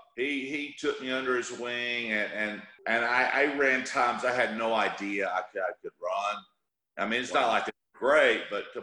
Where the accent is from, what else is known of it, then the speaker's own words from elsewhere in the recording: Dallas, Texas, United States; I grew up here in Dallas, Texas, where I live at now still.